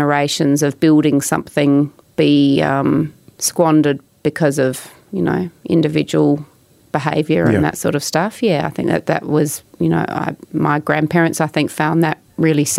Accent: Adelaide Hills, South Australia, Australia; I grew up in the Adelaide Hills

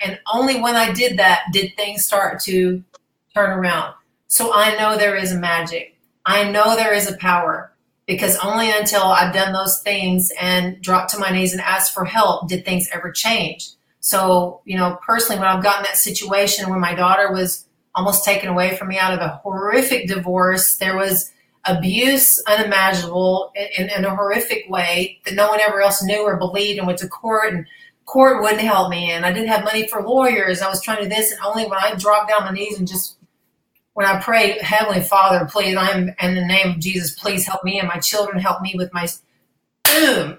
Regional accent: Arkansas, United States; moved away as an adult; also born or lived in Dallas, Texas

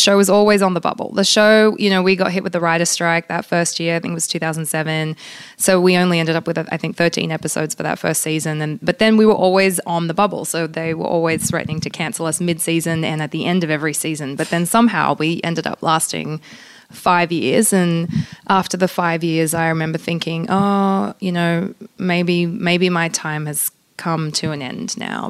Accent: Australia; first language pl; English is a second language; childhood was sort of both Polish and Australian, because we speak Polish at home, and I technically it was my first language growing up. So, you know, I grew up very much within a Polish culture.

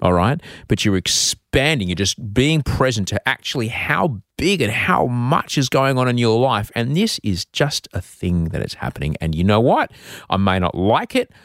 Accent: Queensland, Australia; growing up in Queensland, uh, in the, in the seventies

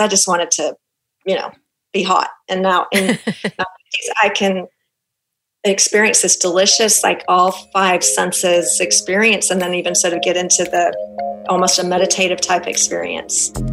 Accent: Auckland, New Zealand; accent: Kiwi; now in Houston, United States; my Kiwi accent is going to come out because I'm actually a Kiwi. I was uh, born and raised in Auckland

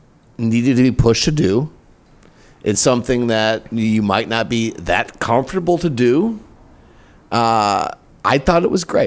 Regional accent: Minneapolis, Minnesota, United States; moved away as an adult; also born or lived in Chicago, Illinois / Wisconsin; now in Carlsbad, United States; I grew up in, I was born in Chicago. I grew up in Minneapolis. I had small town market radio jobs until I came here.

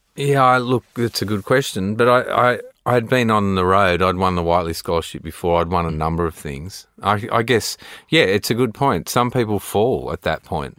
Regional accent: Sydney, New South Wales, Australia; growing up in Australia

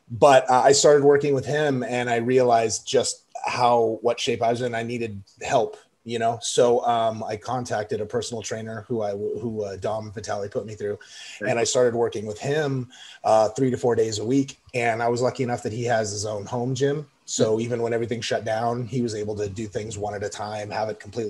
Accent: Pomona, California, United States; born there; also born or lived in Chicago / Denver / Louisiana, United States / Sacramento; I was in Chicago, Denver, LA, Sacramento. I was born in Pomona, California.

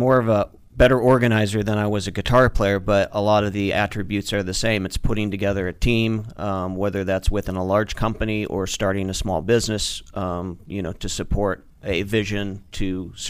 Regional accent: outside Seattle, Washington, United States; moved away; I grew up outside of Seattle, Washington.

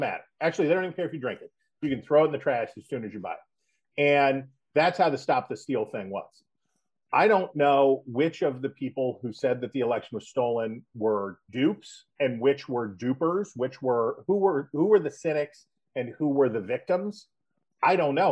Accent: West Virginia, United States; moved away; I'm from West Virginia

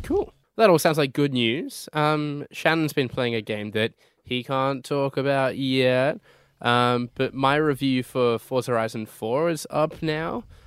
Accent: United Kingdom; moved away; my home country of the U K

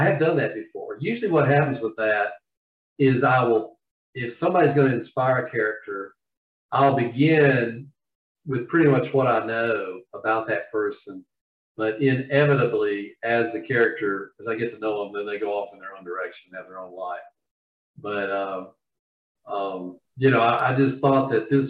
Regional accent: Georgia, United States; accent: Southern; now in Charlotte, United States; I'm from Georgia originally

